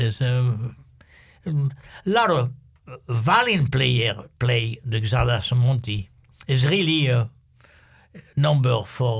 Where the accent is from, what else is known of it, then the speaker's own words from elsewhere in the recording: France; English is a second language; I'm from France anyway, so most of the people, they hire me because they love to play some French music